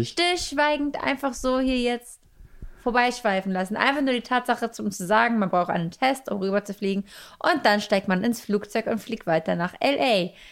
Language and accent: German; Germany; Und dann sagt man auch, ja, ich war, wir kommen aus Deutschland, oh, Germany.